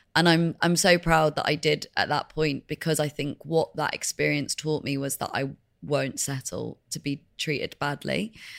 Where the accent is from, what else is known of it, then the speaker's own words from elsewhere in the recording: Leeds, Yorkshire and the Humber, United Kingdom; also born or lived in Madrid, Spain; we came back to the U K, and we lived in Leeds, which is the north of England